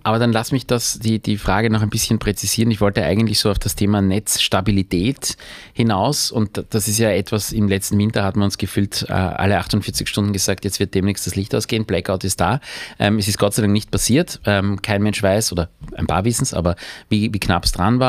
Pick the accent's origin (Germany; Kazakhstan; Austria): Austria; als Österreicher